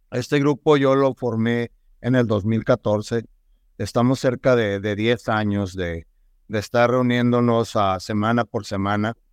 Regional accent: Nogales, Sonora, Mexico; also born or lived in Tucson, United States; nacido aquí en la ciudad de Tucson, Arizona, criado en la hermosa ciudad de Nogal

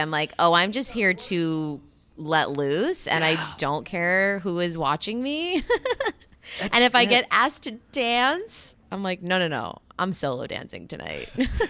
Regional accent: Fort Lauderdale, Florida, United States; I'm an alcoholic. I'm from Fort Lauderdale, Florida.

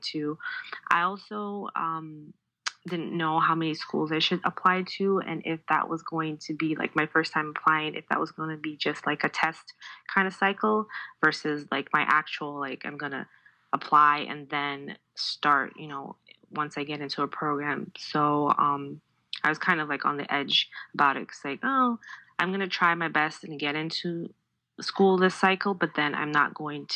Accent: Ghana; moved away as an adult; also born or lived in Minnesota, United States; now in Connecticut, United States; I'm originally from Ghana, but I came to Minnesota about 10 years ago

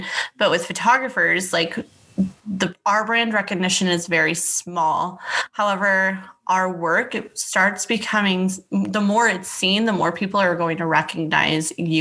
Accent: Temecula, California, United States; moved away as an adult; now in Dallas, United States; I am originally based out of Temecula, California, which is in between like LA and San Diego. I had grown up there. I was born and raised there

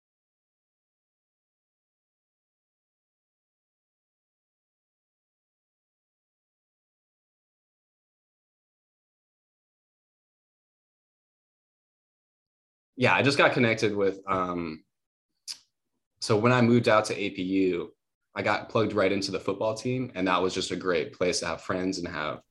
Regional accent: Wisconsin, United States; moved away as an adult; also born or lived in Hawaii; now in Los Angeles, United States; I was born there. I lived there till I was 10. Then I moved to Wisconsin

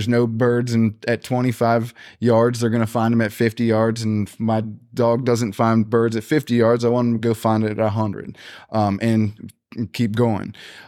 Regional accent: Gettysburg, Pennsylvania, United States; I'm from Gettysburg, Pennsylvania

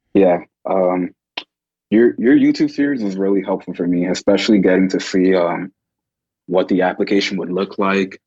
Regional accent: Chicago, Illinois, United States; growing up in Chicago

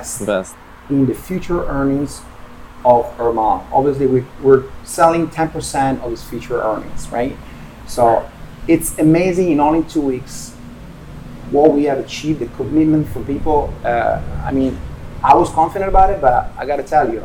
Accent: Turin, Piedmont, Italy; moved away; Torino Collection, which is my hometown. That's the name of my hometown.

